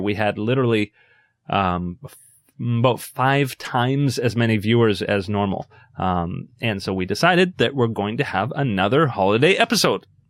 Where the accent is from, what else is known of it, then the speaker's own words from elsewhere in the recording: Canada; as a Canadian